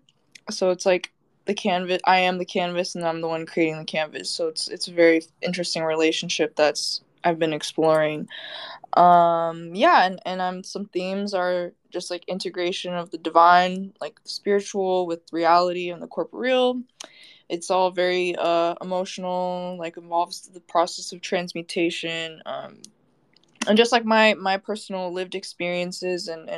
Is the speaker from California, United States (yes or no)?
yes; Bay Area, California, United States; moved away as an adult; now in Los Angeles, United States; I'm originally from the Bay Area, went to school out there, grew up out there, but now I'm LA based.